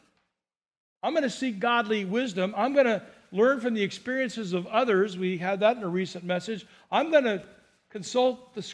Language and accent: English; Burbank, California, United States; now in Santa Barbara County, United States; I grew up in Burbank